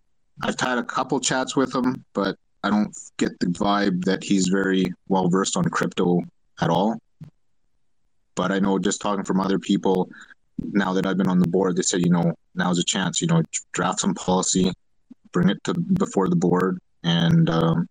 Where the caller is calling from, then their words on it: Alberta, Canada; I'm calling from Canada here in Alberta